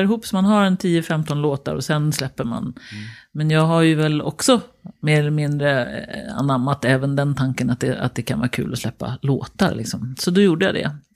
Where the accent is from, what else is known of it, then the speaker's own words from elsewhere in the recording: Danderyd, Stockholm County, Sweden; Oj. Danderyd. Danderyd. Mm. Hos mormor och morfar.